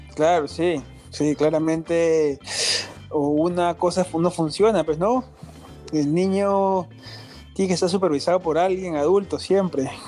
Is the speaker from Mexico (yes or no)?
no; Peru